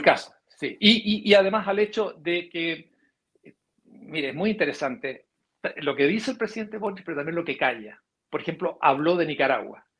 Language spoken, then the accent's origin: Spanish; Chile; nosotros como chilenos